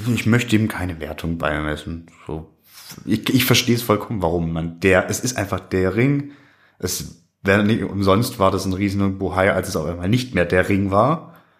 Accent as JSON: {"language": "German", "area": "Swabia", "region": "Baden-Württemberg", "country": "Germany", "said": "ich bin aus dem Schwabeländle"}